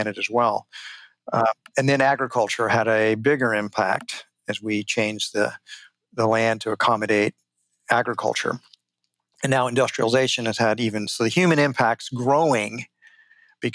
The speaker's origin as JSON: {"language": "English", "town": "Houston", "region": "Texas", "country": "United States", "tie": "born or raised there", "said": "when I was just a little boy, I grew up in Houston, Texas"}